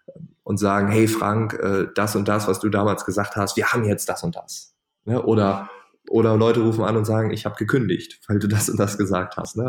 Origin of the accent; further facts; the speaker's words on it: East Frisia, Lower Saxony, Germany; ich bin Ostfriese